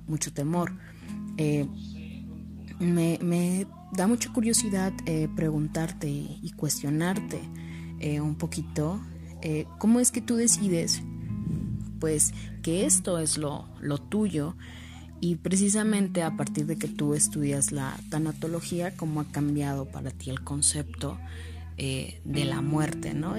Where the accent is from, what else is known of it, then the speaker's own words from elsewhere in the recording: Mexico; somos mexicanos y celebramos un día eh, al año precisamente a esto, a los muertos.